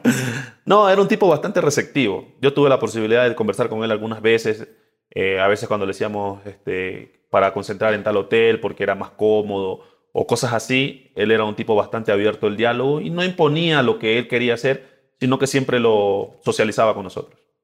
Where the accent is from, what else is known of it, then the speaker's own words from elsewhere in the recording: Esmeraldas, Ecuador; moved away as an adult; Soy del barrio Nueva Esperanza Norte. Barrio Nueva Esperanza Norte, ahí pasé gran parte de mi infancia